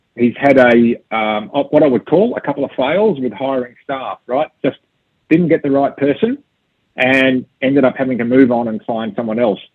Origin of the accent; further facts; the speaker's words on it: Australia; I'm an Australian